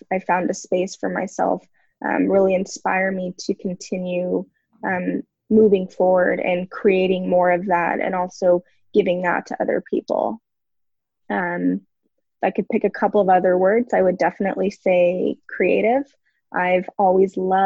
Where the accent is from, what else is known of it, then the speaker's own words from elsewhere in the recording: Simi Valley, California, United States; moved away as an adult; also born or lived in San Diego; now in Oceanside, United States; I grew up in Southern California in Simi Valley, which is part of Ventura County.